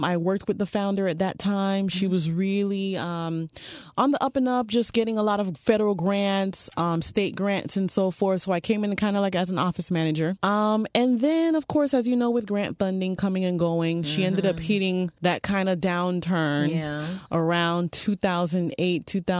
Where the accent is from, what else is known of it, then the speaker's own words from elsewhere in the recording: Miami Gardens, Florida, United States; I was born and raised actually in Miami Gardens